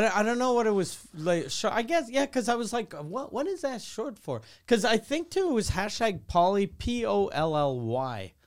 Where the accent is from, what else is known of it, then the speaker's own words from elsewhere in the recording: Quebec City, Quebec, Canada; I grew up in Quebec City